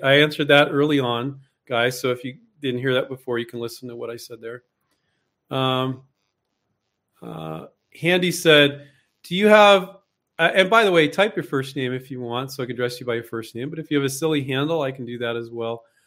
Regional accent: Silicon Valley, California, United States; I grew up in Silicon Valley, so I grew up around vulture capital

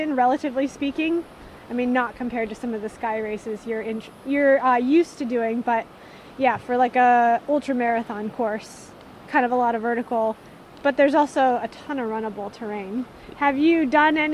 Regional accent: United States; I'm American, but all of my ancestry comes from the British Isles too

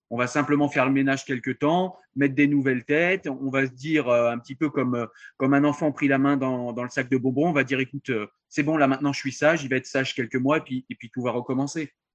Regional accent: France; je suis français, je pensais vivre en pays laïque

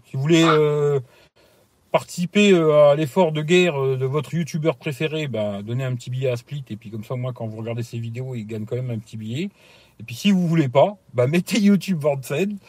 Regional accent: Italy; now in France; chez moi en Italie

